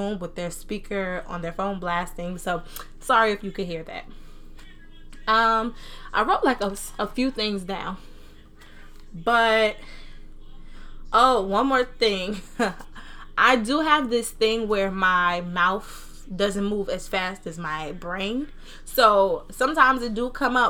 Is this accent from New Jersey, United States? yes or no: yes; New Jersey, United States; accent: Southern accent, Jersey accent; I was born and raised in New Jersey, but I was raised by Southern people